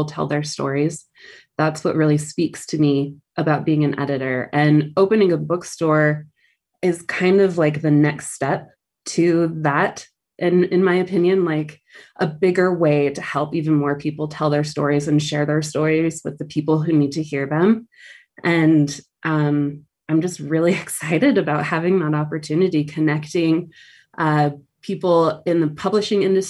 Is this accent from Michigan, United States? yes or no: no; Provo, Utah, United States; I grew up Mormon in Provo, Utah